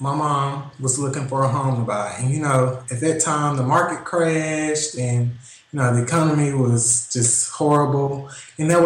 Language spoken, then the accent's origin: English; Dallas, Texas, United States; I'm from Dallas, Texas. I was raised